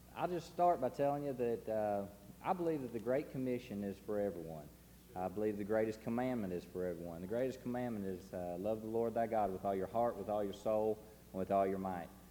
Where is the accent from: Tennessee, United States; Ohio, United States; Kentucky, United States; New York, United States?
Tennessee, United States; Chattanooga; We're from Chattanooga